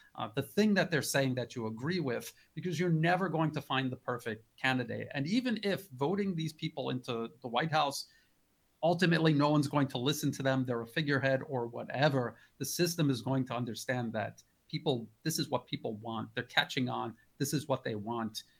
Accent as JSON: {"language": "English", "country": "United States", "moved": "yes", "lives_now": "Thailand", "said": "I'm an American"}